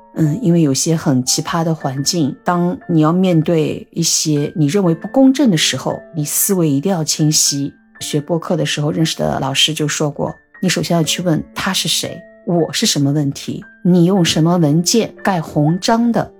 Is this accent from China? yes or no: yes; China; now in Shanghai, China; 我是中国人